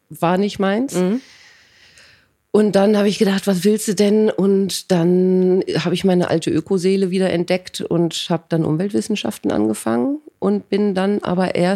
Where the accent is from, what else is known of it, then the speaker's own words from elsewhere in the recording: Rheinbach, North Rhine-Westphalia, Germany; Also ich bin zwar nicht in Köln aufgewachsen, aber nicht ganz weit weg. Ja. Ähm, also auch schon auch im Rheinland.